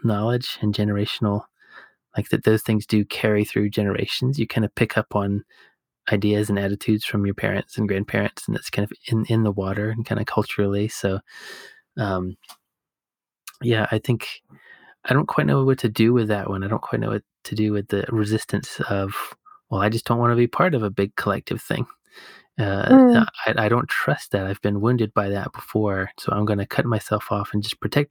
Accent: the South US, United States; moved away; I grew up in the South US

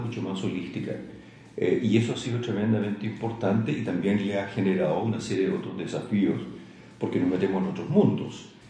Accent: Santiago, Santiago Metropolitan Region, Chile; moved away as an adult; also born or lived in Valparaíso / Viña del Mar / Chillán / Talca; nací en Santiago, estuve hasta como los 17 años en Santiago

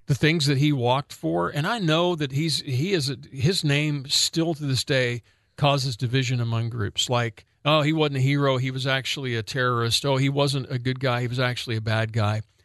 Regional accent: Northwest Oklahoma, United States; a little white boy growing up in Northwest Oklahoma

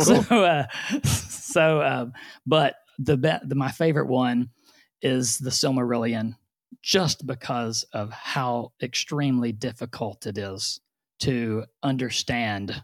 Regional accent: Orange, Texas, United States; also born or lived in Houston area; now in Houston, United States; I was born in Orange, Texas, which is the very far southeast corner of Texas

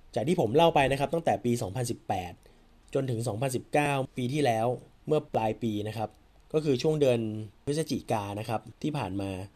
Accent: Thailand; moved away as an adult; now in Cambodia; เหมือนคนไทยครับเหมือนเราไปทำงานที่ต่างประเทศเนอะห่างไกลบ้านเกิดเรา

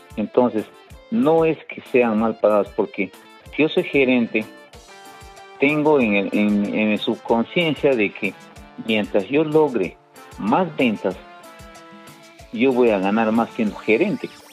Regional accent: Tarapoto, San Martín, Peru; yo soy de, yo soy de, San Martín, soy de Tarapoto

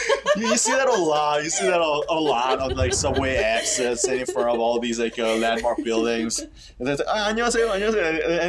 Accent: South Korea; English is a second language; also born or lived in United States; I was born and raised in Korea. I used to live in U.S. for 2 years when I was in elementary school.

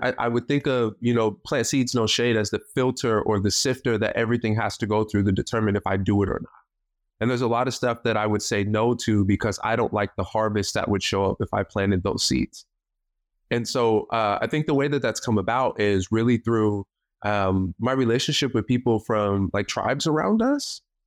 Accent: Tacoma, Washington, United States; I'm from Tacoma, born and raised in Tacoma, uh, won't be leaving Tacoma anytime soon.

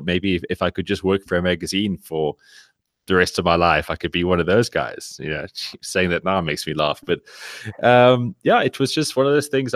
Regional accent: Cape Town, Western Cape, South Africa; now in Johannesburg, South Africa; living in Johannesburg, I grew up in Cape Town, now living up here

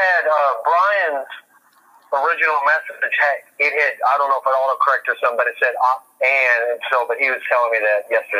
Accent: Indiana, United States; moved away as an adult; now in Portland, United States; I grew up in Indiana.

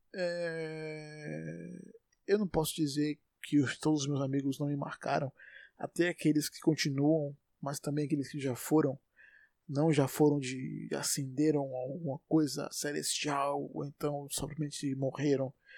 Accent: Salvador, Bahia, Brazil; sou de Salvador, Bahia

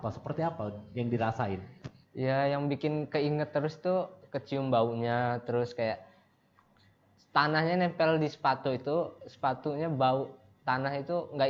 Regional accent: Ambon, Maluku, Indonesia; Saya dari Ambon.

